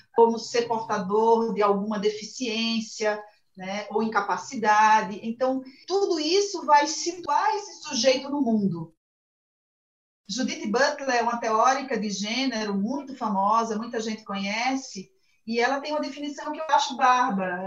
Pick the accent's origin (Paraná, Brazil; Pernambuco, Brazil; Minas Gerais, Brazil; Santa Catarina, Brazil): Pernambuco, Brazil; moved away as an adult; now in São Paulo, Brazil; eu sou pernambucana